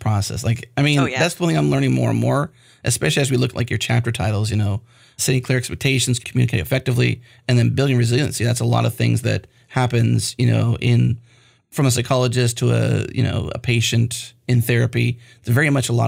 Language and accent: English; Northeast, United States; now in Texas, United States; I'm from the Northeast